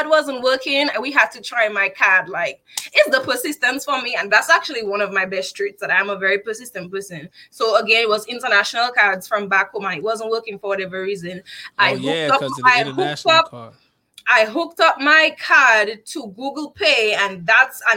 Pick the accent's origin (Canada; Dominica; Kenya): Dominica; moved away as an adult; now in United States; I'm from Dominica, not the Dominican Republic